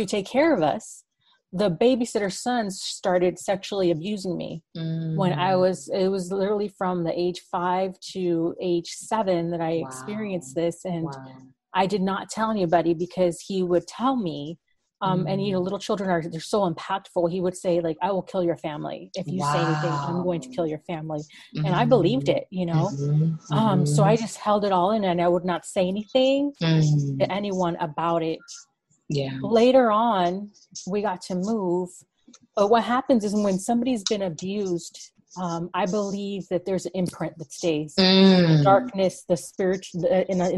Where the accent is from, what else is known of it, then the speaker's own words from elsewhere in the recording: Miami, Florida, United States; now in Phoenix, United States; I've been here for like 20 years. I was raised in Miami, Florida for some time